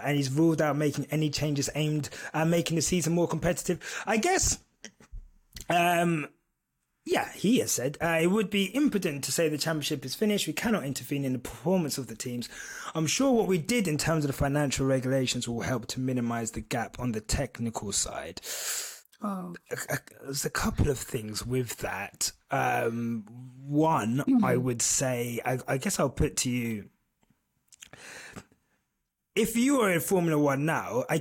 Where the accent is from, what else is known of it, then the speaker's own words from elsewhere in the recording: United Kingdom; I am British.